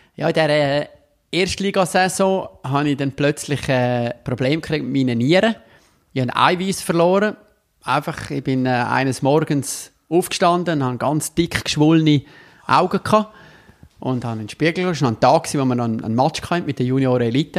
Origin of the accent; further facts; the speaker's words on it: Davos, Graubünden, Switzerland; now in Rapperswil-Jona, Switzerland; Ich bin in Tafos geboren und aufgewachsen